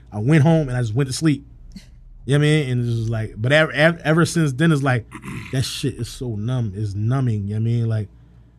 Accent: Huntington Park, California, United States; But just growing up in Huntington Park

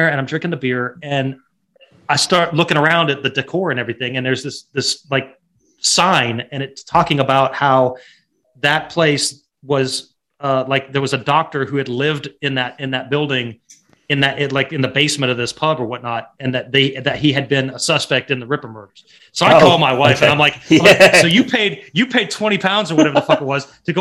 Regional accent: United States; as an American

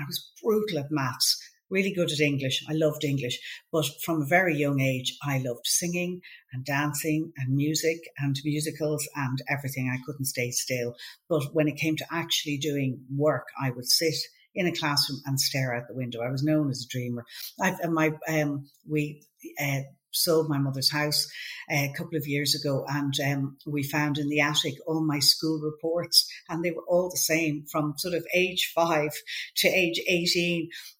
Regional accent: Cabinteely, Leinster, Ireland; we went to, lived in a place called Shrews

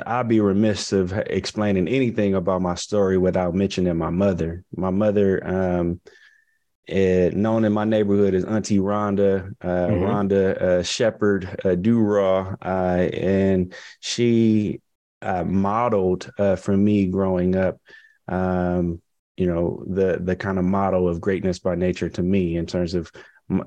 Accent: Compton, California, United States; moved away as an adult; also born or lived in Tuskegee, Alabama; my hometown growing up. I had a I Pledge Compton march

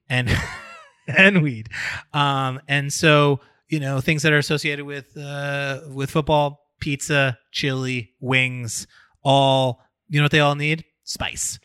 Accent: New York, United States; As a New Yorker

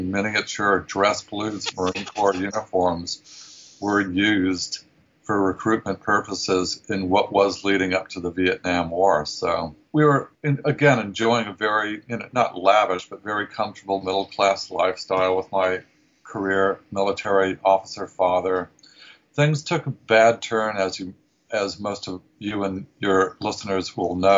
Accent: New Zealand; moved away as an adult; also born or lived in Southern California, United States; now in San Francisco, United States; I grew up in New Zealand.

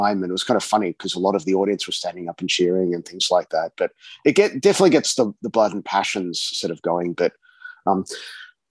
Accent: Australia; also born or lived in Scotland; I'm definitely Australian Scottish, not Scottish.

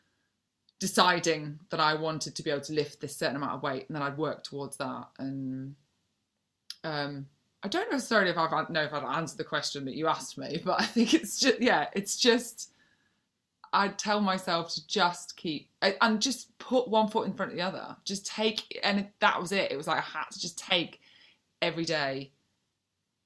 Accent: North Wales, United Kingdom; moved away; I'm from North Wales originally.

